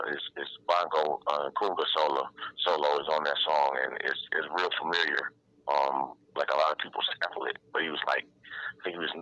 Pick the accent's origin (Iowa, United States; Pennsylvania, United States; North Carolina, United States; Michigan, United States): Michigan, United States; Detroit; in Detroit, Michigan, um, in Sinai Hospital here in Detroit.